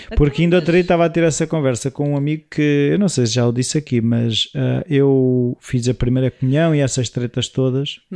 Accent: Portugal; O nosso sotaque

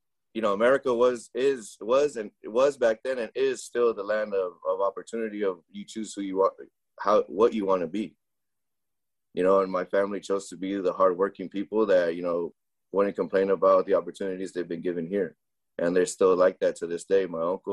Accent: Reedley, California, United States; first language Spanish; English is a second language; also born or lived in Cutler, California; we moved from Cutler to Reedley, where the restaurant and laundromat were

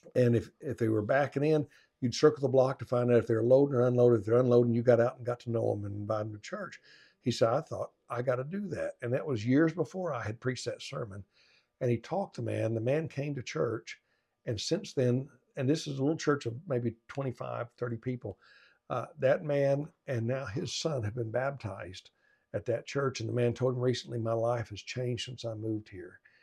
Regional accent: Arkansas, United States; I grew up in Arkansas playing football, small town football

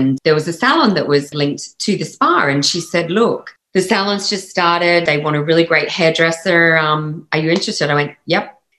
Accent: Australia; accent: Australian; moved away; I'm like, actually, no, I'm Australian. And it's quite funny because I think because I've lived more than half of my life outside of Australia now than I have inside Australia. I think my Aussie accent has slightly softened

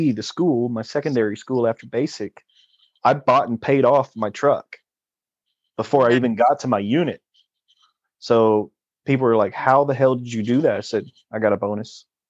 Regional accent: San Angelo, Texas, United States; I'm from San Angelo, Texas

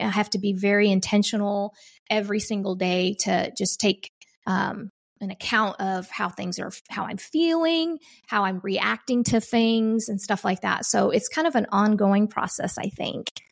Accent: Oklahoma, United States; I come from Oklahoma

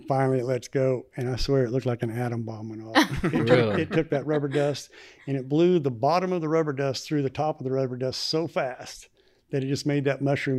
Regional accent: Arkansas, United States; Arkansas. Northwest Arkansas.

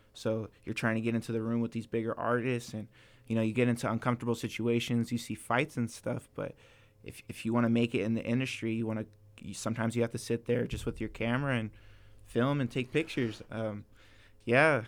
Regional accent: Ventura, California, United States; also born or lived in Maryland; I'm born and raised in Ventura.

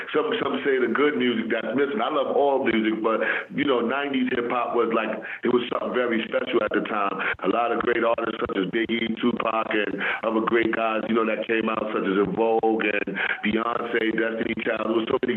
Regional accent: New York City, New York, United States; I grew up in El Barrio, Spanish Harlem

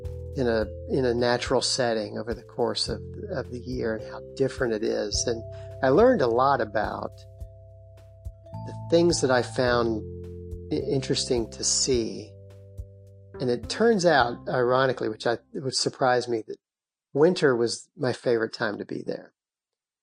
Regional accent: Lexington, Kentucky, United States; I grew up in Lexington

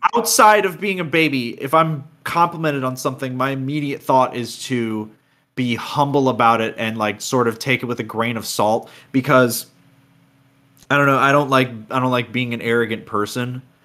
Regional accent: Florida, United States; I'm from Florida.

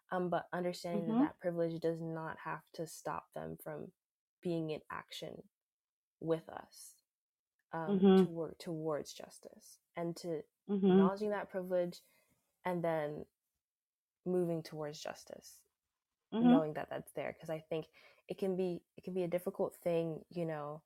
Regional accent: South Florida, United States; I'm actually the daughter of Jamaican immigrants, and I grew up in South Florida

